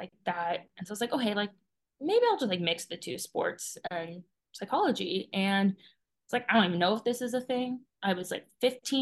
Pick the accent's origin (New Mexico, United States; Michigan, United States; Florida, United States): Florida, United States; Fort Lauderdale; moved away as an adult; now in Arizona, United States; I am originally from like right around Fort Lauderdale, Florida. I grew up there 18 years of my life.